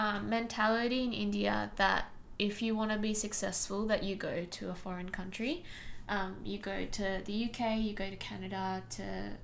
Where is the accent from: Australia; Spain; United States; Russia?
Australia; Sydney, New South Wales; first language Tamil; English is a second language; So I was born in Sydney. So I've been in Australia my whole life, but my parents were born and brought up in India. So they came over.